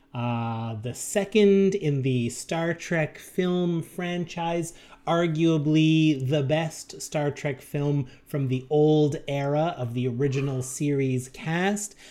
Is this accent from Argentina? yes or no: no; Canada; our fellow Canadians